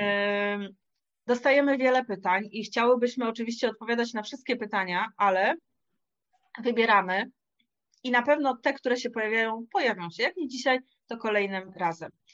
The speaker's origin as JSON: {"language": "Polish", "town": "Wrocław", "region": "Lower Silesian Voivodeship", "country": "Poland", "said": "Ja jestem z Wrocławia"}